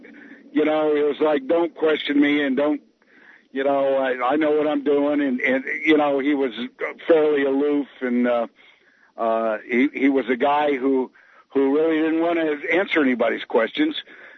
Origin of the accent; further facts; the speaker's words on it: the South, United States; I grew up in the South, and you know, in the 60s, we didn't have, you know, in rural South